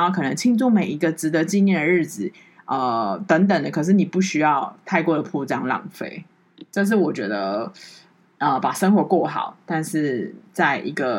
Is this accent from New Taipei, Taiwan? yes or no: yes; New Taipei, Taiwan; 台北人都很冷漠，台北人会这样看，即便我是台呃我是好我是新北人